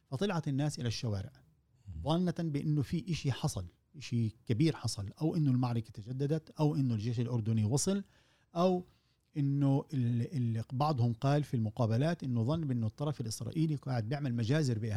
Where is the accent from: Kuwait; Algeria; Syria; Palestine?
Palestine; احنا كفلسطينيين وكعرب عامه